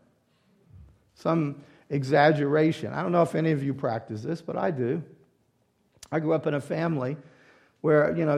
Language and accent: English; the South, United States; moved away; also born or lived in Louisiana; I grew up in the South